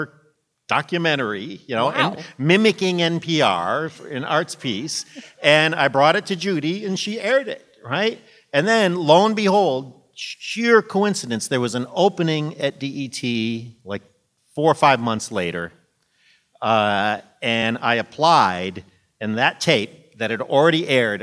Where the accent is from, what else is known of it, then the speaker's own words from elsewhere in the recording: Monroe, Michigan, United States; moved away as an adult; now in Washington, D.C., United States; I did 3 years in commercial radio in my hometown in Monroe, Michigan